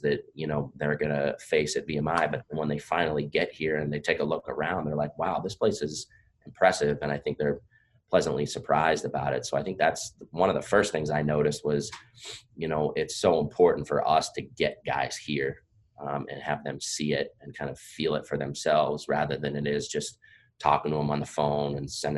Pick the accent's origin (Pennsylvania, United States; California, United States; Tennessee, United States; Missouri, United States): Pennsylvania, United States; moved away as an adult; now in Virginia, United States; I'm from Pennsylvania. I grew up there